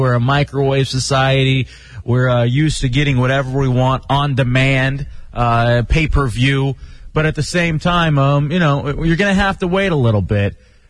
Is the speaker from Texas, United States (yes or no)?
yes; Texas, United States; I can remember growing up in Texas